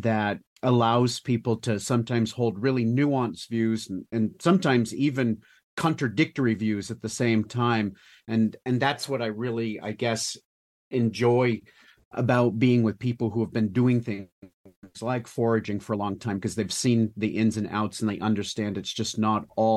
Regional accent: Avon, Maine, United States; I was born in the Western Mountains of Maine, a little town called Avon

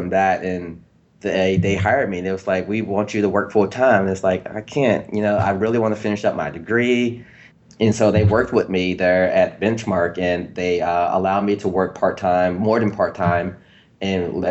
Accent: Louisville, Kentucky, United States; moved away as an adult; also born or lived in Cincinnati, Ohio; now in Austin, United States; I'm originally from Louisville

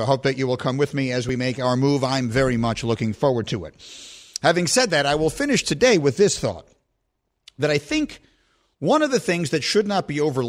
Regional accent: New York, United States; I'm from New York

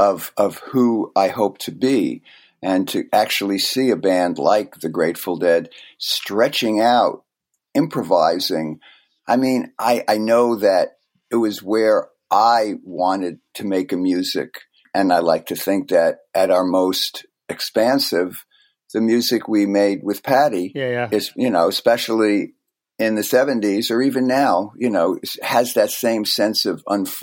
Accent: New Jersey, United States; because we're both from the Great Garden State.

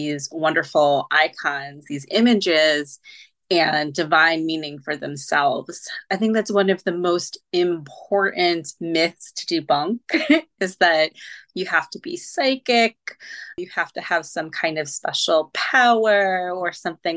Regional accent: near Salem, Massachusetts, United States; as a teen, I grew up near Salem

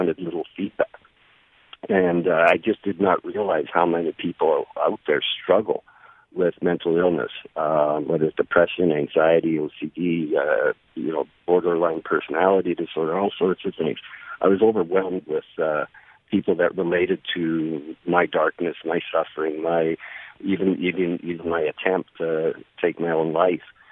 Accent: Canada; I'm Canadian

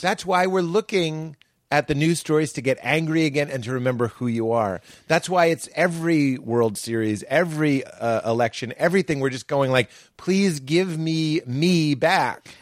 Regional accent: Boston, Massachusetts, United States; I am from Boston.

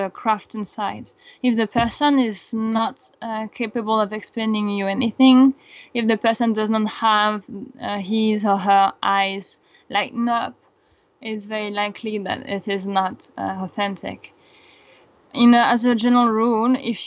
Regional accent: France; I am from France, so I was not going often to Madagascar

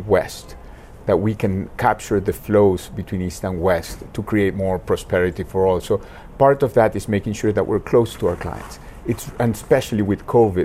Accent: Argentina; now in Hong Kong; I come from Argentina

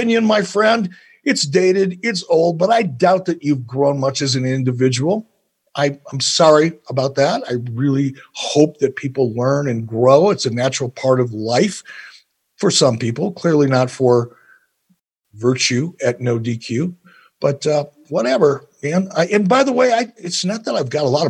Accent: Detroit, Michigan, United States; I was born in Detroit, Michigan in 1955

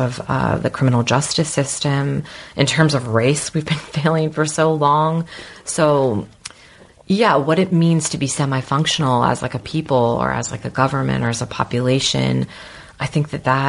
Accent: United States; I totally identify as an American

